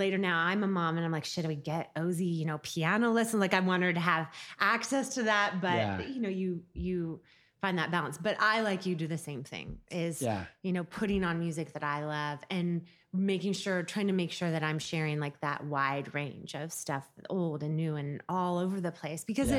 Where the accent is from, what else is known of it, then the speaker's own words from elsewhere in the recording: Pacific Northwest, United States; For the first part of my life, till I was like 6 or 7, we went out, we went on that boat a lot.